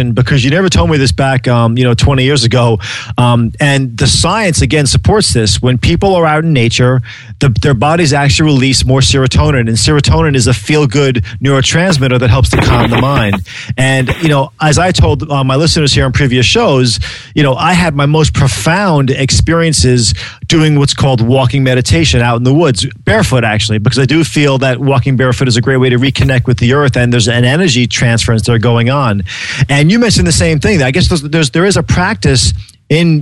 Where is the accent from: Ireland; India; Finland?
Ireland; as being an Irish man, you know, coming from a land of mystics and madness